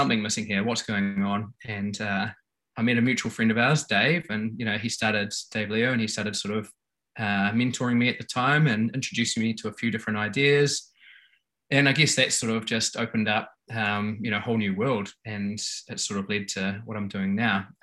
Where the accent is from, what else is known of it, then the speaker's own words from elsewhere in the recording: New Zealand; I grew up in New Zealand, playing all the New Zealand Kiwi sports